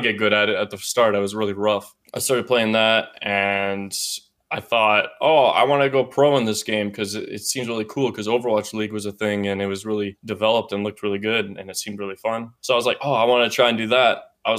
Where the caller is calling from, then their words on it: Victoria, British Columbia, Canada; I'm calling from your hometown.